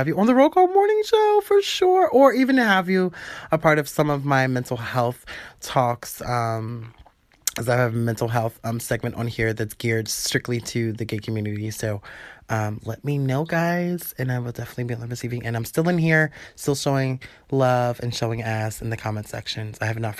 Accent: Philadelphia, Pennsylvania, United States; Teddy Margus, I'm from Philly too.

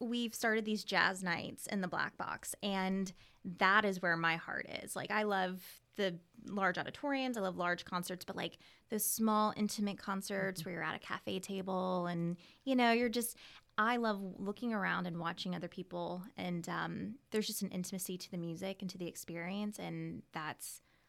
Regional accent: Ocala, Florida, United States; also born or lived in Gainesville; Yep, I was born and raised here. I was born in Monroe at Monroe Regional. And I lived here, you know, all the way until then. I went to Forest High School.

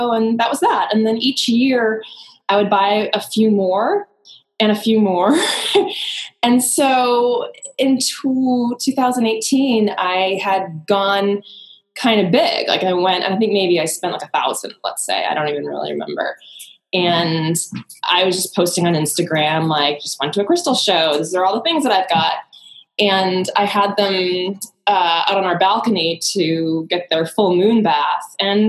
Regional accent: East Coast, United States; I'm going to say this, but I'm going to preface it with, I am very much East Coast.

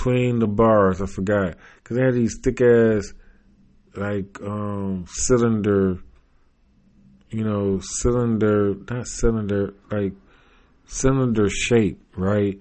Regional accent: United States; growing up and being American

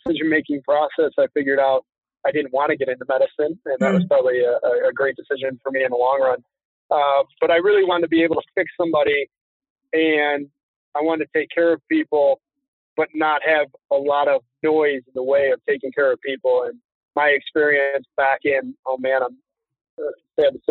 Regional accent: Chicago, Illinois, United States; Born and raised Chicago, Illinois

